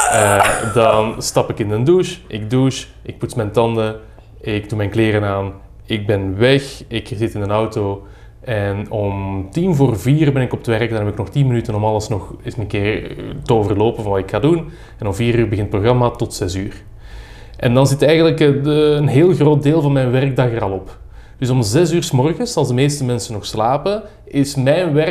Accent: Mechelen, Flanders, Belgium; now in Brussels, Belgium; Ik ben van Mechelen. Hè. Ik, woon ik woon al heel lang in Brussel, maar ik ben van Mechelen.

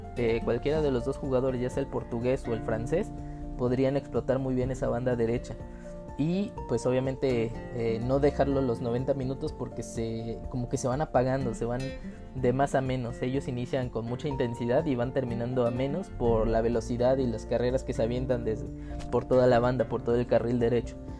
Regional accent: Mexico; soy mexicano.

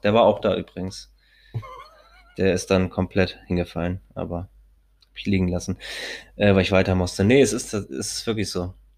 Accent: Hamburg, Germany; Als Hamburger sowieso keinen Schirm trage, weil ich mir denke, ich bin Hamburger jung

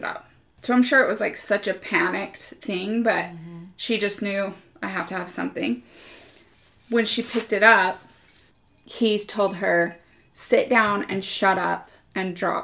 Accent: Utah, United States; we're from Utah. We say creek

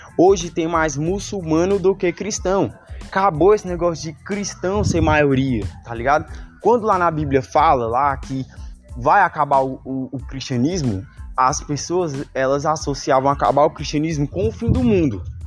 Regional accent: Brazil; Nós que somos daqui do Brasil

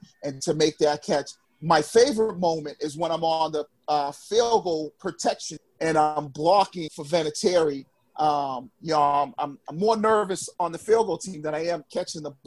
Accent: Boston, Massachusetts, United States; I grew up on Princeton Street in East Boston.

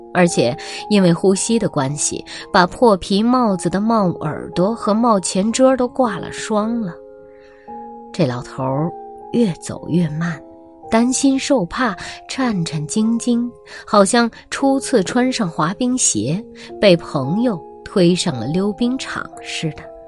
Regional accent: northern China, China; now in Xiamen, China; 虽然我是南方人啊，但我的童年时期是在北方度过的

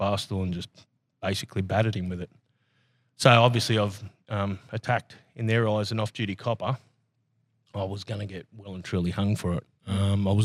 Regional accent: Sydney, New South Wales, Australia; moved away as an adult; also born or lived in Manly / Dee Why; now in Gold Coast, Australia; I was living in the western suburbs of Sydney. I was born originally in Manly and from DY, and then went out to the Housing Commission in very early 80s in the western suburbs

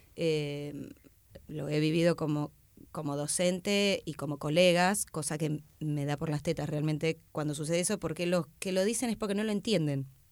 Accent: Tandil, Buenos Aires Province, Argentina; moved away as an adult; now in Buenos Aires, Argentina; vengo de Tandil, eh, a los 22

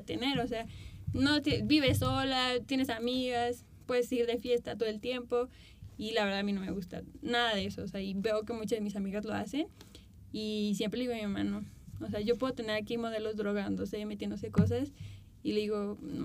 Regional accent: Morelia, Michoacán, Mexico; also born or lived in Mexico City; yo crecí aquí en Morelia en el modelaje

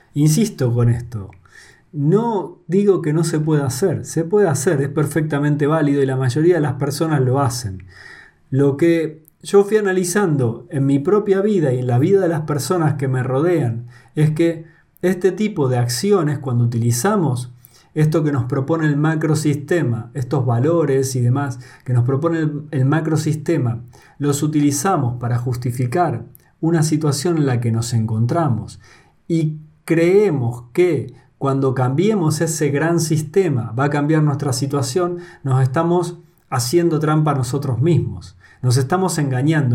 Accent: Argentina; moved away as an adult; now in Spain; Yo soy argentino y vivo en España

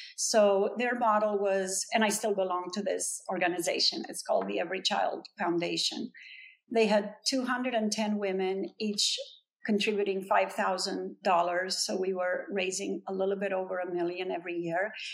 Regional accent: Brasov, Brașov County, Romania; now in Los Angeles, United States; my hometown in Brasov in Transylvania

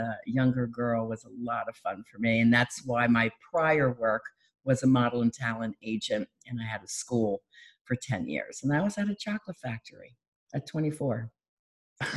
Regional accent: Philadelphia, Pennsylvania, United States; now in Florida, United States; I'm from Philadelphia

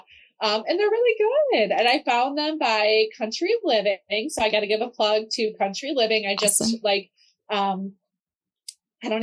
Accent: Buffalo, New York, United States; growing up in Buffalo

